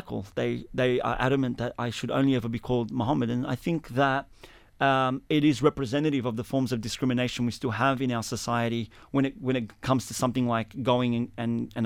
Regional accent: Sydney, New South Wales, Australia; also born or lived in Lakemba, Sydney; growing up in Alexandria, which is where we are right now, actually, for the first 10 years of my life

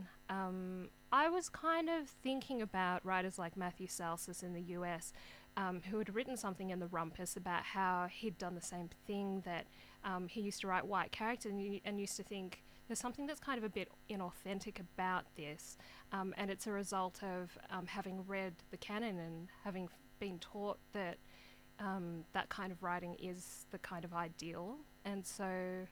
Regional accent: Sydney, New South Wales, Australia; When I was growing up in Sydney, we lived on a pretty white street

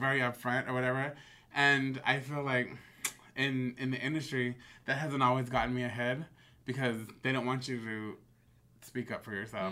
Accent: Bay Area, California, United States; growing up in the Bay Area

